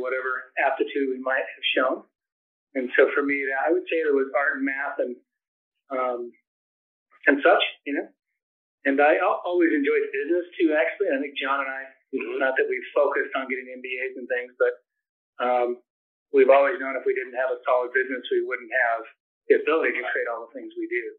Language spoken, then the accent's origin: English; San Francisco Bay Area, California, United States; moved away as an adult; I was a San Francisco Bay Area kid